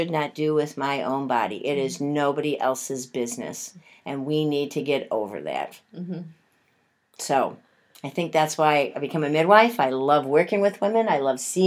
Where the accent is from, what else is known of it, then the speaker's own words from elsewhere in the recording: Buffalo, New York, United States; growing up in Buffalo and having the family that we had.